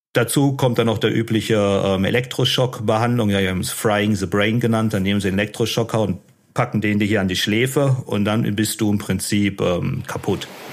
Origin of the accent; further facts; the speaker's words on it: Unna, North Rhine-Westphalia, Germany; moved away as an adult; also born or lived in Dortmund / Sydney / Shanghai; ich bin in Dortmund geboren im Jahr 82 und ähm, relativ früh ist mein Vater gestorben. Ich habe noch zwei Geschwister. Äh, Melina und Maximilian. Und ähm, ich bin in Unna dann groß geworden